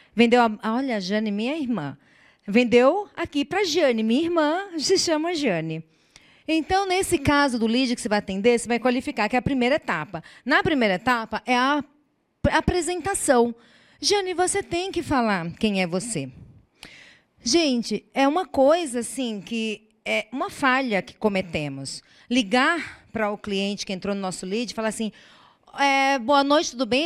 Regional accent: Brazil; nós somos brasileiros.

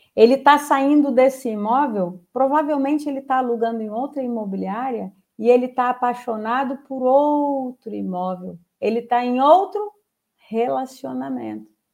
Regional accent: Espírito Santo, Brazil; eu sou capixaba

